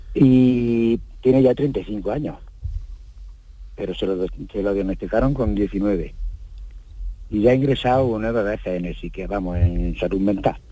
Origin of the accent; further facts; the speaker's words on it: Jaén, Andalusia, Spain; yo soy de Jaén